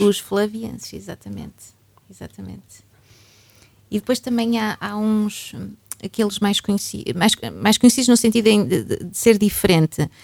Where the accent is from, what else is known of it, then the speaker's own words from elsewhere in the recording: Braga, Portugal; also born or lived in Paris; eu sou definitivamente bracarense quer porque já tenho mais anos de Braga do que Paris, quer porque efetivamente nasci cá. Portanto, sou uma bracarense de gema